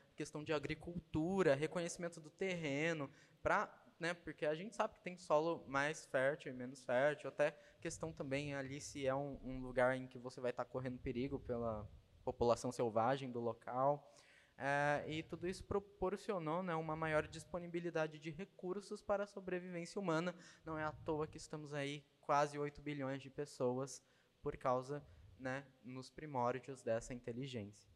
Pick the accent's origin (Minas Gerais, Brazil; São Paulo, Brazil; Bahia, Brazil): São Paulo, Brazil; Jacareí; also born or lived in São José dos Campos; nasci em São Paulo mesmo, nasci em Jacareí